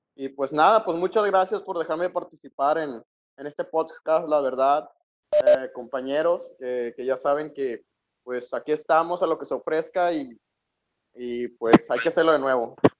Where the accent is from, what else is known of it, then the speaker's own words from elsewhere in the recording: Sinaloa, Mexico; yo, como mexicano, 100% también sinaloense